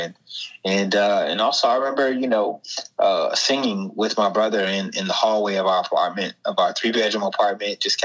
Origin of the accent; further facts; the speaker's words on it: Savannah, Georgia, United States; I grew up in Savannah, Georgia